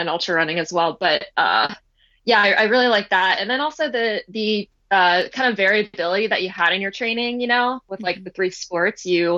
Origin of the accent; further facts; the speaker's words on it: near the start of the JFK 50 Mile, Maryland, United States; I grew up about like a mile from the starting line of the race